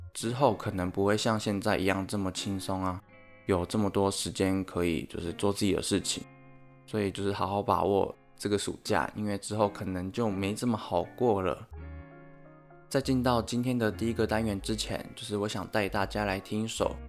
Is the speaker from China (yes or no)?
no; Tainan, Taiwan; moved away as an adult; now in Taipei, Taiwan; 那刚好说到我是台南人嘛，因为读大学的关系，所以算是北漂到台北念书。在北部念书也将近要两年了